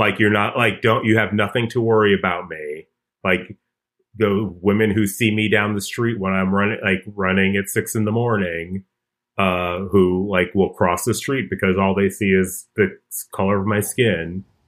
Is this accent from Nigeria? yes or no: no; Chicago, Illinois, United States; I grew up in Hyde Park in Chicago